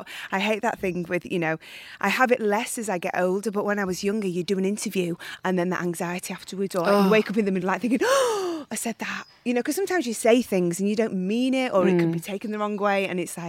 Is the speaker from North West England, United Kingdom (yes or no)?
yes; Widnes, North West England, United Kingdom; moved away; I'm from, we're just outside Liverpool, a place called Widnes. I grew up, which is just in between Liverpool and Manchester.